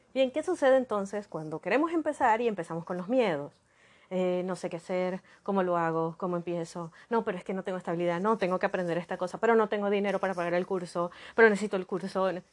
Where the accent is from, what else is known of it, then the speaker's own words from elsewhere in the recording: Maracaibo, Zulia, Venezuela; yo nací en Maracaibo, Venezuela, Maracaibo, Estado Zulia, en Venezuela